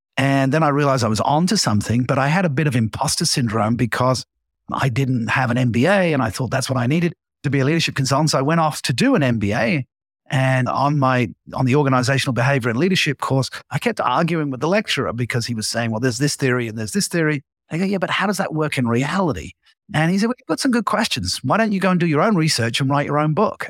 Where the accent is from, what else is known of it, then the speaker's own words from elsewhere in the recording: England, United Kingdom; growing up uh, as an Englishman